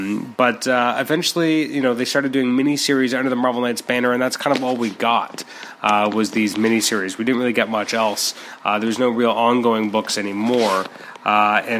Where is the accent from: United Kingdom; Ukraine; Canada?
Canada; I'm a Canadian